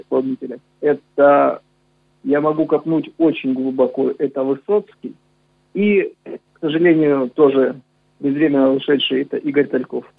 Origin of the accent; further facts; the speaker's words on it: Novocherkassk, Rostov Oblast, Russia; я родился на Дону, я считаю, что я полноправный казак